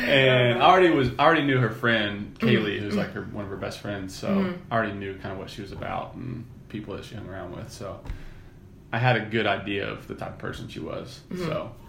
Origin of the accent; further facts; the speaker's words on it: Indiana, United States; moved away as an adult; now in Durham, United States; I'm from Indiana, and I live in Durham.